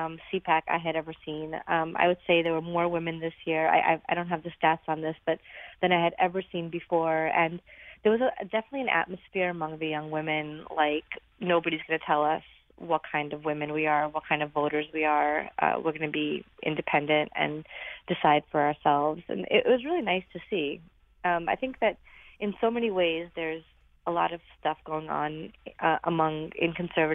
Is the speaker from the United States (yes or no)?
yes; Brooklyn, New York, United States; I grew up in Brooklyn, so being Republican was always kind of a challenge anyway.